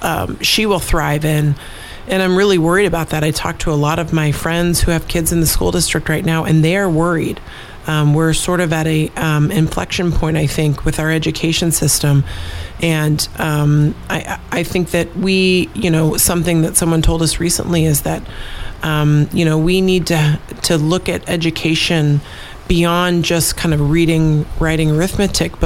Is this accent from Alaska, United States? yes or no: yes; Fairbanks, Alaska, United States; I grew up in Fairbanks